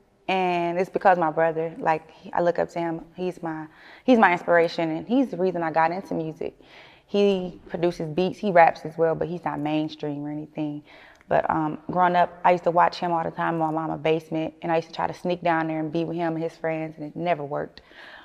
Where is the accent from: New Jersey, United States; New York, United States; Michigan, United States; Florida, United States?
Michigan, United States; Flint; moved away; growing up in Flint, man, everybody's a family